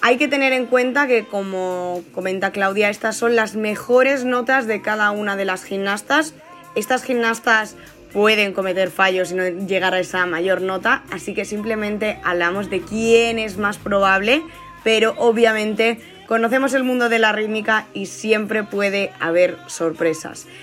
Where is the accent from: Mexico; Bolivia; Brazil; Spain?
Brazil; South Region; Spanish is a second language; Yo soy del sur y allí hace más frío